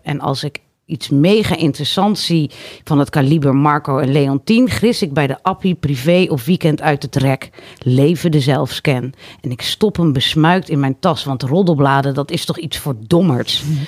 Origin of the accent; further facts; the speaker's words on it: Harderwijk, Gelderland, Netherlands; moved away; ik kom dus uit Harderwijk